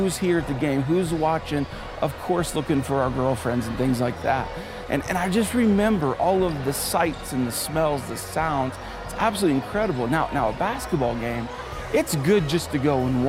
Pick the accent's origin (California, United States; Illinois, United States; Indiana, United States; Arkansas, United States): Indiana, United States; from middle school through college, I grew up in Indiana